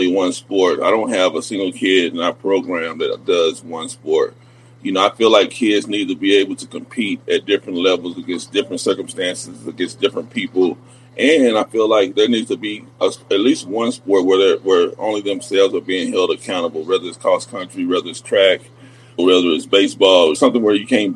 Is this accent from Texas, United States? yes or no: yes; Wichita Falls, Texas, United States; now in Lubbock, United States; I'm from Wichita Falls. I graduated from Ryder High School.